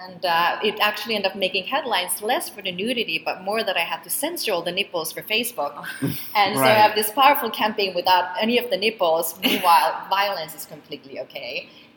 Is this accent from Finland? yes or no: yes; Finland; now in New York, United States; I grew up in Finland. I grew up in the land of sauna.